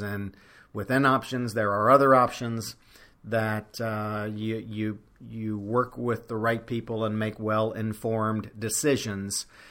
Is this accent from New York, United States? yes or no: no; Louisiana, United States; I'm making this podcast from my home state of Louisiana